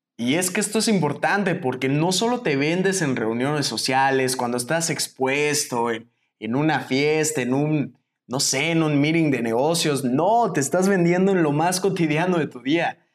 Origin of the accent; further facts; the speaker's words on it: Mexico; salí de México